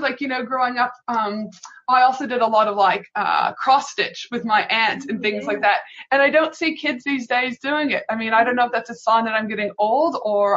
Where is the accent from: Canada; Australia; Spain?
Canada; I'm from Canada